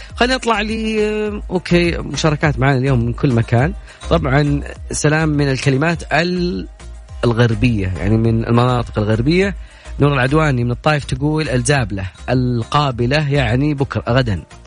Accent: Najd, Saudi Arabia; في عندنا بنجد

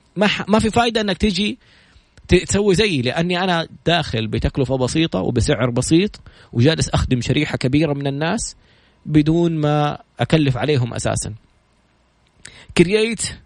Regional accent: Saudi Arabia; عندنا في السعوديه

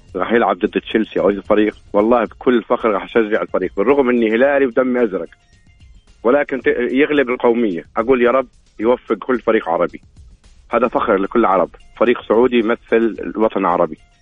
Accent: Jordan; now in Riyadh, Saudi Arabia; انا اردني مقيم في الرياض

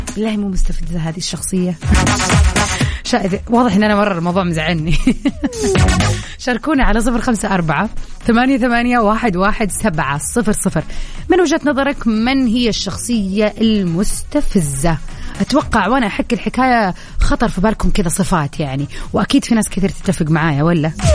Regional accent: Saudi Arabia; عندنا في السعودية

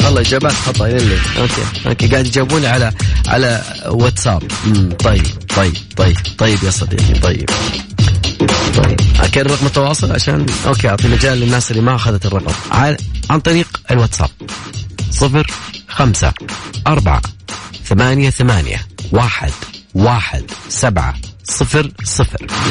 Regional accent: Sharqia, Egypt; من بلدياتي

